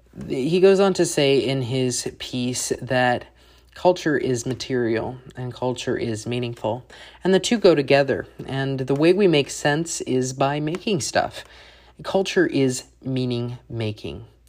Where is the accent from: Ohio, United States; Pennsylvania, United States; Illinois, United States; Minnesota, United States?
Illinois, United States; Bloomington; moved away as an adult; also born or lived in Upper Peninsula of Michigan; now in Louisville, United States; my hometown of Bloomington, Illinois, um, where I've lived all, much of my life, where I was born